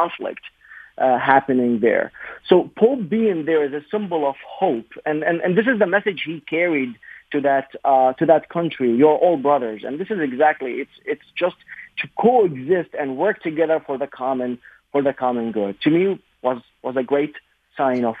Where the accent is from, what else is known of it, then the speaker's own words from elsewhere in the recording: Baghdad, Baghdad Governorate, Iraq; moved away as an adult; also born or lived in Southeast Michigan; now in Michigan, United States; I am a Baghdadi. I was born and raised in Baghdad, left Iraq 2003. Spent most of my youth in Baghdad